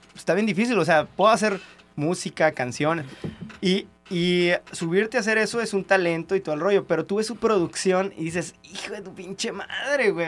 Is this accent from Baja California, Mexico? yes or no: yes; Tijuana, Baja California, Mexico; de donde soy, güey, de Tijuana